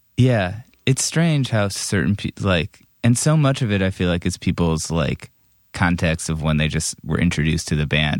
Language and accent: English; Cleveland, Ohio, United States; I grew up in Cleveland